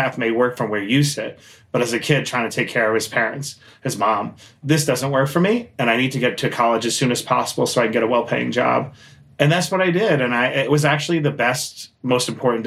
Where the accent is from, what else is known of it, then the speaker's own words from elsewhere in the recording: New York City, New York, United States; I grew up in Queens, New York